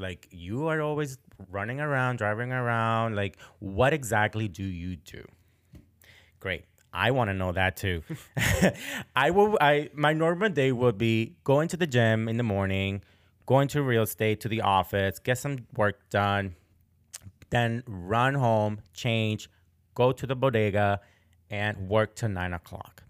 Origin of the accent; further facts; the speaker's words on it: Boston, Massachusetts, United States; moved away as an adult; also born or lived in Florida; now in Portland, Maine, United States; I grew up in Boston, Massachusetts